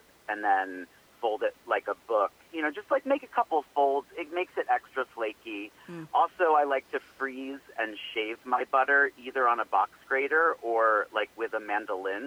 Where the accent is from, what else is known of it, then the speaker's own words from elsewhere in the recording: New England, United States; I grew up in New England